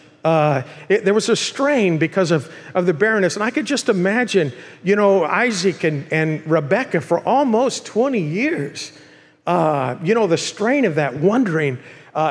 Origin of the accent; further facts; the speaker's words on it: Bakersfield, California, United States; moved away as an adult; now in Murrieta, United States; I'm from Bakersfield